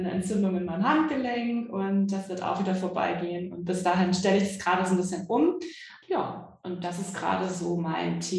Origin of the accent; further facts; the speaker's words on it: Hamburg, Germany; ich komme aus Hamburg, äh, versuche den Akzent so niedrig wie möglich zu halten, deutlich zu sprechen.